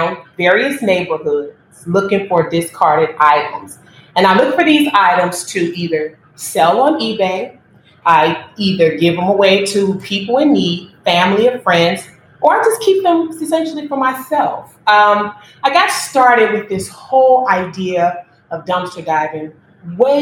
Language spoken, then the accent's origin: English; Chicago, Illinois, United States; I was born and raised on the South Side of Chicago